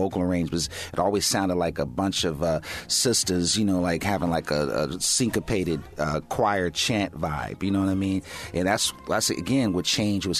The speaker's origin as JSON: {"language": "English", "town": "Pasadena", "region": "California", "country": "United States", "tie": "born or raised there", "said": "when I was growing up in Pasadena"}